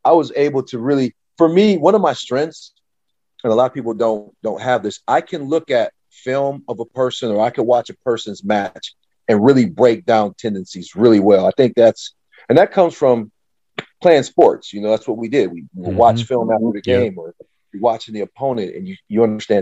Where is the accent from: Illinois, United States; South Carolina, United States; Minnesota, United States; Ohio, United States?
Ohio, United States; Toledo; I grew up in Toledo, Ohio